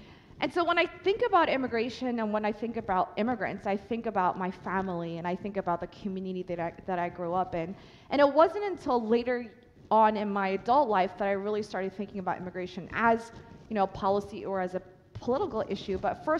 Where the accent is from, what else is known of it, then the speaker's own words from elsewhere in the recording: Philadelphia, Pennsylvania, United States; I am from Philadelphia, which means I am an Eagles fan.